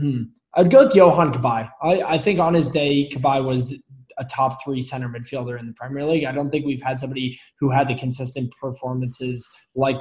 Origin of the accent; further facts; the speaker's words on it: New England, United States; moved away as an adult; now in Denver, United States; And I grew up in New England, emigrated out to Denver about a year and a half ago